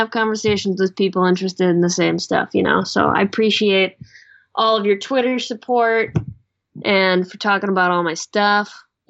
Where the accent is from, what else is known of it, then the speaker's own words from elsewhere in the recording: Chicago, Illinois, United States; moved away; I grew up in Chicago.